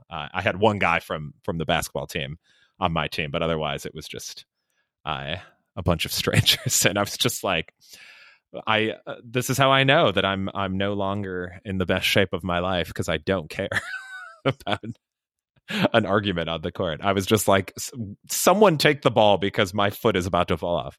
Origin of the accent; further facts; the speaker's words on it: Chicago, Illinois, United States; I'm from Chicago area